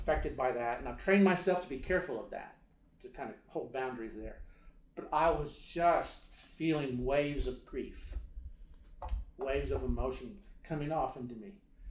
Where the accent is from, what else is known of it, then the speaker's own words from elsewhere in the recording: Beirut, Beirut Governorate, Lebanon; A lot of violence, so much violence in Lebanon at that time. We are from Beirut.